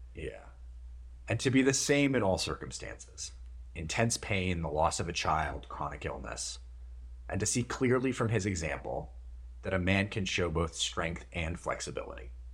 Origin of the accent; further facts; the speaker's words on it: Minnesota, United States; I grew up in Minnesota with a sort of combination of Midwestern and, like, Victorian English kind of family values